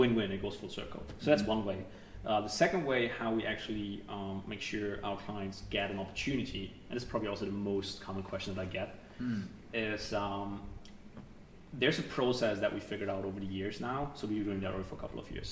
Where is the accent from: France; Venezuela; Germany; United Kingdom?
Germany; I'm from Germany, so I have tons of contacts in that market too.